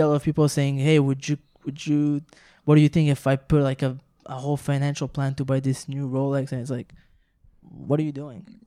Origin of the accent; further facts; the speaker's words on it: Montreal, Quebec, Canada; first language French; English is a second language; we're from Montreal and we're all like French originally, like French speak, spoken